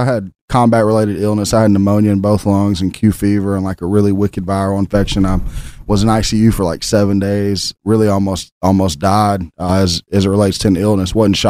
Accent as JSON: {"language": "English", "town": "Memphis", "region": "Tennessee", "country": "United States", "tie": "born or raised there", "said": "I'm from Memphis, Tennessee, born and raised, the land of blues, barbecue, and Stax Records."}